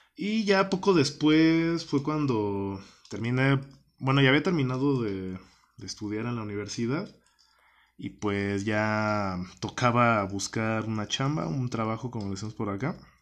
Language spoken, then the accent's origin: Spanish; Guanajuato, Mexico; moved away as an adult; regreso a mi, a mi tierra natal acá en Guanajuato